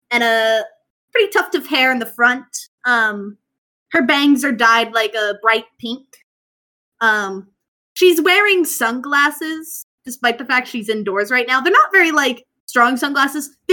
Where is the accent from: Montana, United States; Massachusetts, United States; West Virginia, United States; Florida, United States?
West Virginia, United States; Yeah, no, we're from West Virginia. Dad had to move for work.